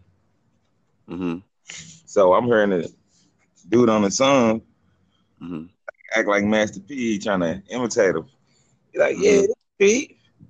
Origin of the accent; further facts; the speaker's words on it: St. Louis, Missouri, United States; I'm from St. Louis, Missouri. Up on the south side of St. Louis in a formerly known Gibson neighborhood